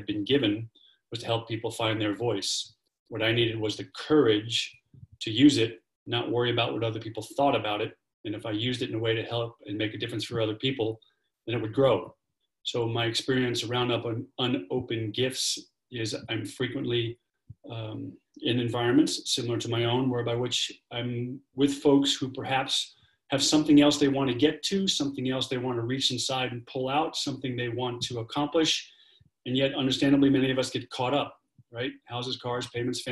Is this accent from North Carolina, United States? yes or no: no; New York City, New York, United States; I am an Irish Catholic kid from Brooklyn, New York